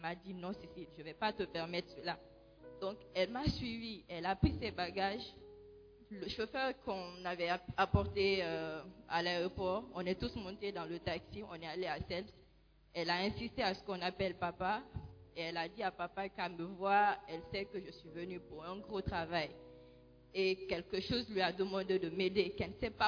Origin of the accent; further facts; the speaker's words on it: Guinea; moved away as an adult; now in Ghana; je suis guinéenne et quand j'étais en Guinée, j'étais catholique, j'ai été baptisée déjà et confirmée là-bas.